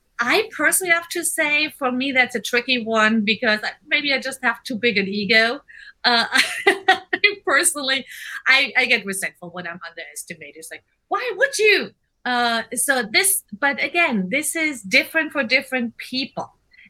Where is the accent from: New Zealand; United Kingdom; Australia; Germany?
Germany; English is a second language; now in Seattle, United States; I'm German.